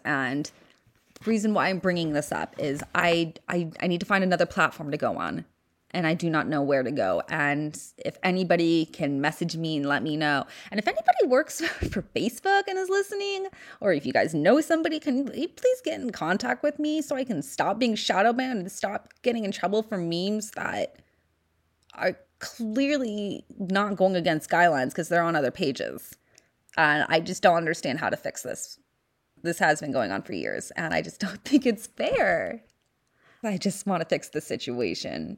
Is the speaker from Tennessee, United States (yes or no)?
no; Los Angeles, California, United States; accent: Valley Girl; I was born and raised in the San Fernando Valley